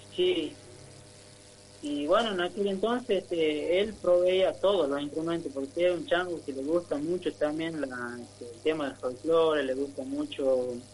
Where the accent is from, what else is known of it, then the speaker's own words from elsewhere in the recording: Tartagal, Salta, Argentina; moved away as an adult; now in San Miguel, Argentina; yo soy de Tartagal, este, de Tierra del Calor, ¿no? También eh, somos del, de ahí del, norte, criado.